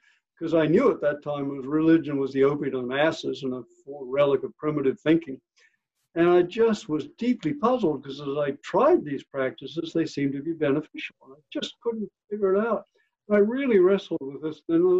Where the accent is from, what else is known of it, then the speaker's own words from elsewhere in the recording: Australia; I came from Australia and was a hardcore neuroscientist at that time